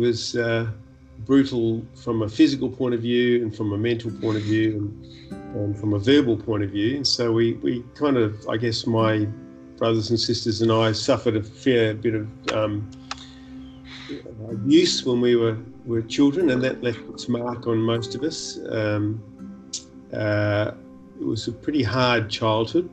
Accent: Perth, Western Australia, Australia; born or raised there; also born or lived in New Zealand

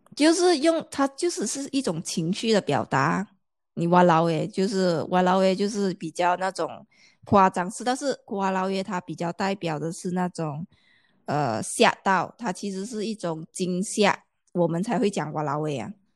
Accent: Malaysia; first language Chinese; 因为我们马来西亚表达的方式会比较

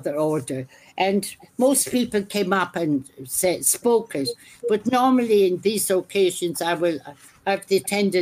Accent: Ireland; moved away

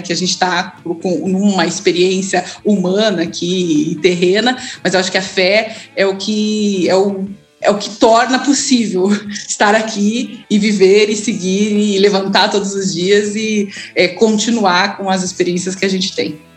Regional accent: Curitiba, Paraná, Brazil; eu sou curitibana, é, nascida numa casa de muito amor

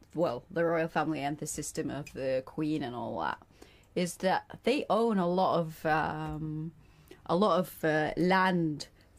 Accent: Egypt; now in United Kingdom; when I go back to Egypt, I definitely feel like it's my land.

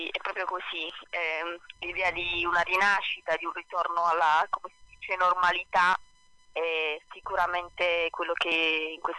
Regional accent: Basilicata, Italy; also born or lived in Zurich / Rome; sono un po' figlia del mondo, nata a Zurigo, okay. cresciuta poi in Basilicata, eh, eh, ma non solo, anche a Roma, mia mamma toscana, eh, insomma sono un po' girovaga

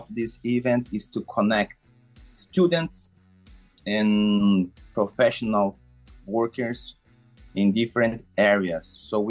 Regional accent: Brazil; I'm from Brazil.

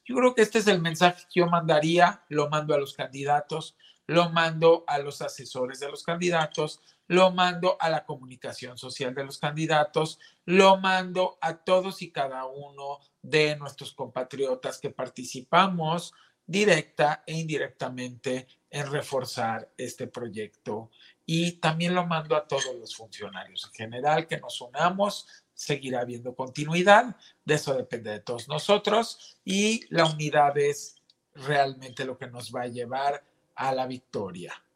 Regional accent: Mexico; todos somos mexicanos

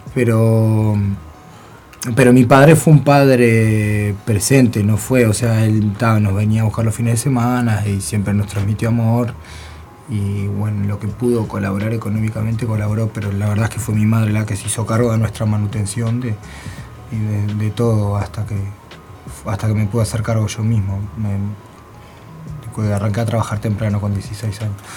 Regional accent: Montevideo, Uruguay; soy uruguayo. Yo nací en la comercial, en verdad. A los dos años me voy al cerro, a la casa de mis abuelos que vivían en el cerro.

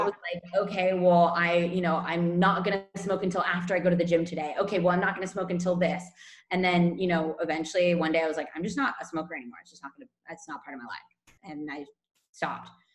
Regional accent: California, United States; moved away as an adult; now in Barcelona, Spain; I'm from California originally, and I've been in Spain for about six years

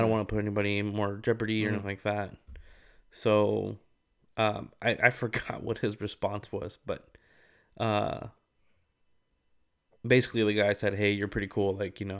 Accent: Rialto, California, United States; Like, this is how I grew up. This is how mm-hmm. we say it. Like, you know, I'm from Rialto.

